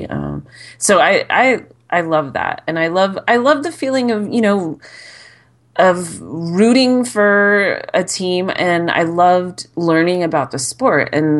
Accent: Arizona, United States; I was born in Arizona.

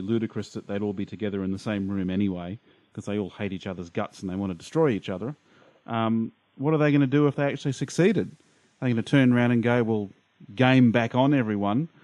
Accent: Brisbane, Queensland, Australia; I'm from Brisbane, Australia.

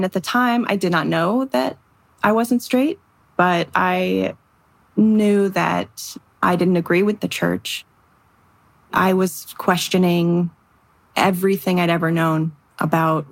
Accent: Dripping Springs, Texas, United States; moved away as an adult; now in Los Angeles, United States; I grew up in this little town outside of Austin called Dripping Springs

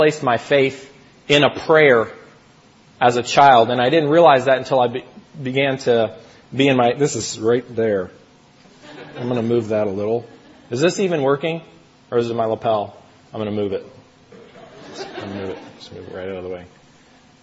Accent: United States; moved away as an adult; now in Toronto, Canada; I'm originally from the States

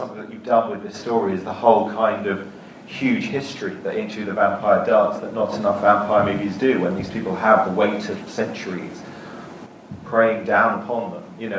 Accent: Worthing, South East England, United Kingdom; I grew up in Worthing

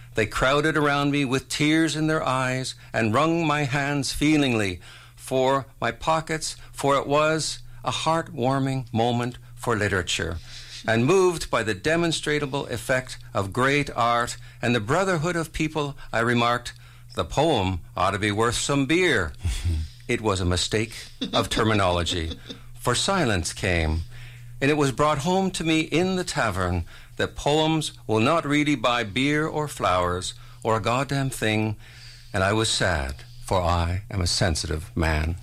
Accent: St. Catharines, Ontario, Canada; moved away; this town of Port Dalhousie is where I grew up in Ontario

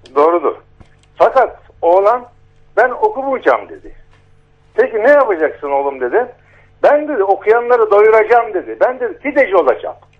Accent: Nazilli, Aydın, Turkey; Bizim Nazilli'de

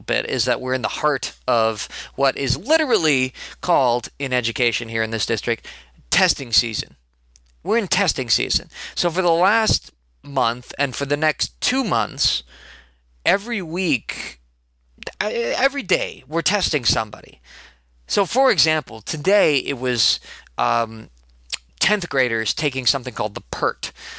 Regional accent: Chicago, Illinois, United States; born there; I was born in Chicago, not raised exactly, but I was born in Chicago, and I still like to think of myself as a Chicagonite.

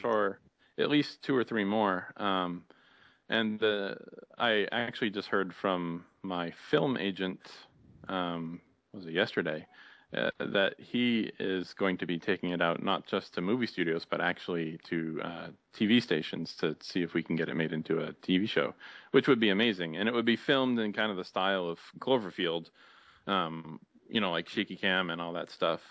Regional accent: near Boston, Massachusetts, United States; I grew up near Boston

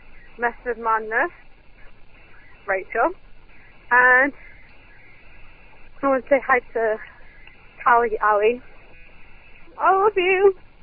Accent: England, United Kingdom; I'm from England.

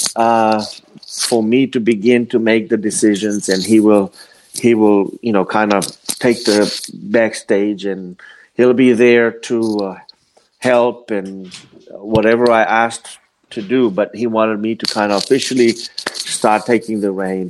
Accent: Fiji; moved away; I was uh, uh, born and raised in the Fiji Islands, uh, well, in the South Pacific

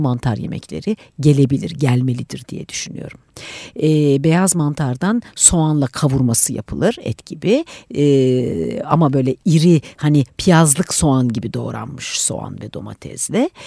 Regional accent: Giresun, Turkey; moved away; also born or lived in Istanbul; baba memleketime Giresun'a

